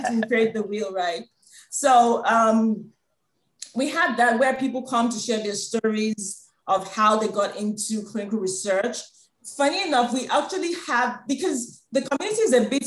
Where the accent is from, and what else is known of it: Nigeria